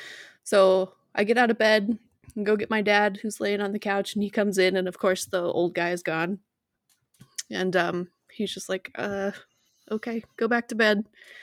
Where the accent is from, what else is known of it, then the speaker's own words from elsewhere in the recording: Butte, Montana, United States; It's this tiny little like old mining town, and the house that we lived in was built in like 1901 or something